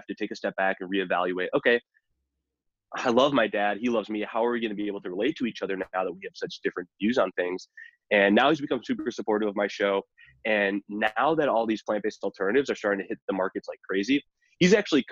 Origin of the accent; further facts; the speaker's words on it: Chicago, Illinois, United States; also born or lived in Boulder, Colorado; I live in the Midwest, or I'm from the Midwest. So from the Chicago area